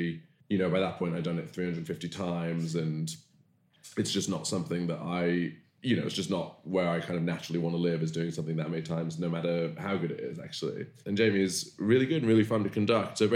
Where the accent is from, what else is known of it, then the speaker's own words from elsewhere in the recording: Bristol, South West England, United Kingdom; accent: West Country; I grew up in Bristol, as you can tell from West Country accent